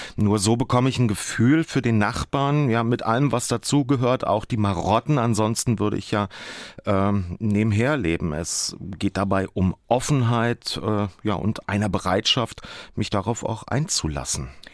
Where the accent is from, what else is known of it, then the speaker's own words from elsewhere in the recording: Germany; ich als Deutscher wenigstens ein paar Worte auf Polnisch kann